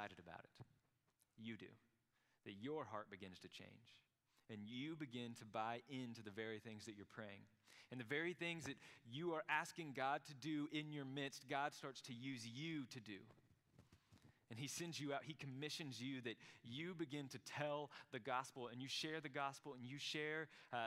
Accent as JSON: {"language": "English", "town": "Krum", "region": "Texas", "country": "United States", "said": "I'm from Crum"}